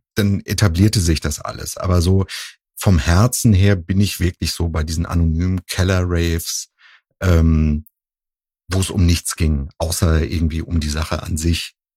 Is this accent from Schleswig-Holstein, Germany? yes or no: yes; Husum, Schleswig-Holstein, Germany; now in Cologne, Germany; ich komme ja ursprünglich aus Nordfriesland, aus Husum.